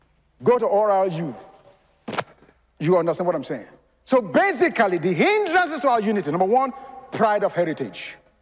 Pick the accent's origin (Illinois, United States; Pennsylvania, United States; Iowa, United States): Pennsylvania, United States; Philadelphia; I'm a Yankee. You meet me in New York, man. I'm from Philly, the city of brotherly love.